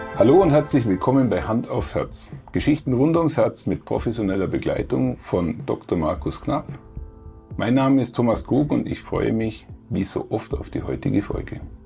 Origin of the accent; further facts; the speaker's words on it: Allgäu, Bavaria, Germany; ich komme aus Elblich, aus Alpenregion, mhm. aus der Alpenregion mhm. schlechthin, dem Allgäu.